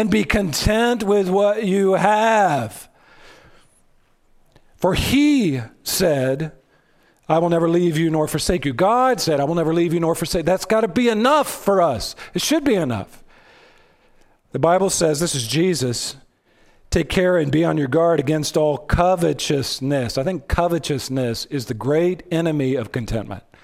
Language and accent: English; United States; We're Americans.